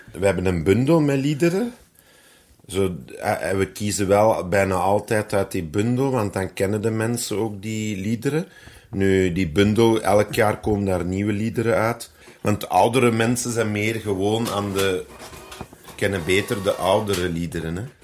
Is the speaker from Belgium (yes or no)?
yes; Flanders, Belgium; bij ons in Vlaanderen in de evangelische kerk